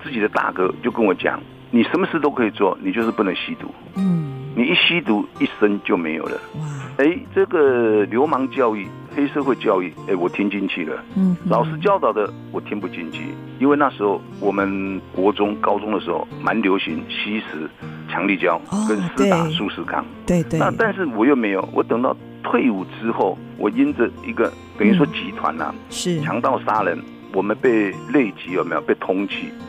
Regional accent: Wanluan, Pingtung County, Taiwan; 那是屏东万峦

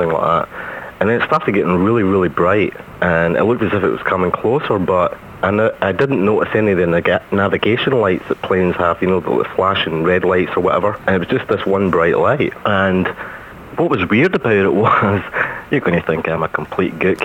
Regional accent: Scotland, United Kingdom; being Scottish

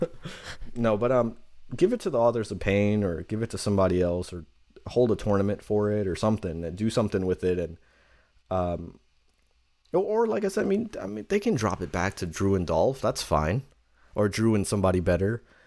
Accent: New York City, New York, United States; from Queens, New York when I say this. I come from the ghetto.

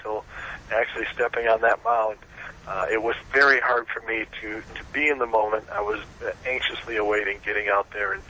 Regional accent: Flint, Michigan, United States; moved away as an adult; Flint, Michigan is a tough town, hit hard by the automotive industry leaving and the lack of jobs and opportunity. But it's a great town. It was for me growing up.

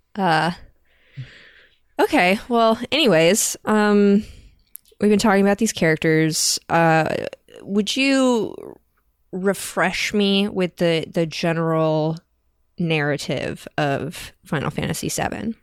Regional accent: United States; we as American white people

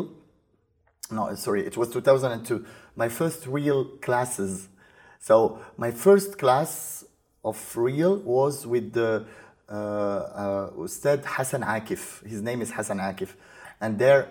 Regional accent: Morocco; we grew up in Morocco

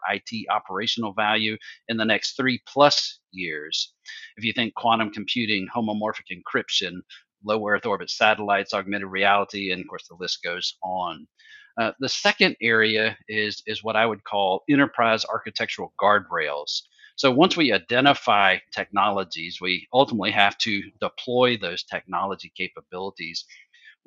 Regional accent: Alabama, United States; we're from Alabama

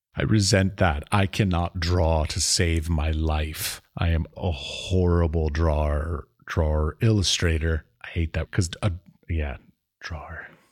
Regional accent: United States; now in Czech Republic; I'm from America

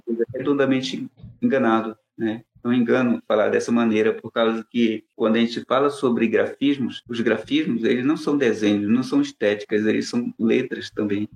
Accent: Amazonas, Brazil; moved away as an adult; also born or lived in São Paulo; Eu nasci no Amazonas, sou amazonense

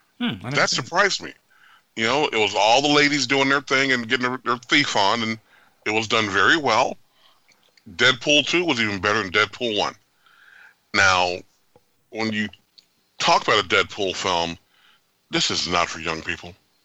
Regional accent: Oakland, California, United States; I grew up in Oakland.

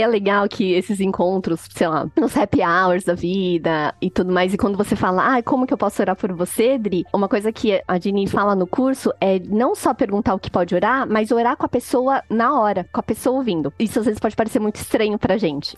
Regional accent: Brazil; nós brasileiros

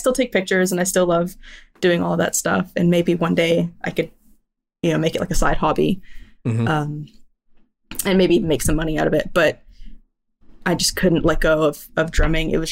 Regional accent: near Lubbock, West Texas, United States; I grew up near Lubbock, which is like West Texas.

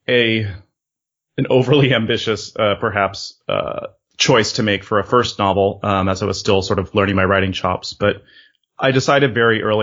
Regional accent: California, United States; moved away as an adult; also born or lived in Europe; I had been living in Europe, though I was originally from California, for about 2 years

